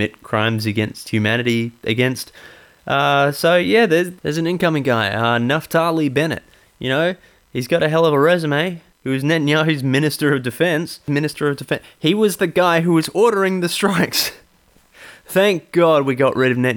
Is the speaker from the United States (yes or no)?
no; Ireland; as an Irish person